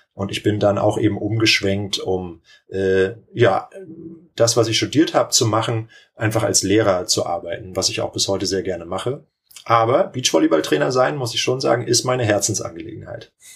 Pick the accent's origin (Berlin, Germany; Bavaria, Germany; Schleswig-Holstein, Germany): Schleswig-Holstein, Germany; Lübeck; also born or lived in Kiel / Timmendorfer Strand; Ich komme ja hier aus der Region Timmendorf. Ich bin in Lübeck geboren